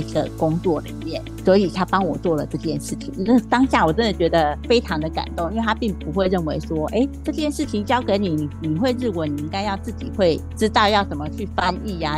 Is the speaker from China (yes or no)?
no; Taiwan; 我们台湾人真的就是男女平等啊